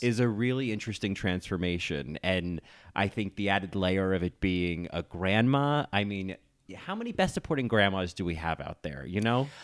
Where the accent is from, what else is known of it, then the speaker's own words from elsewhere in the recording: New Jersey, United States; moved away as an adult; also born or lived in Ithaca, New York; I grew up in New Jersey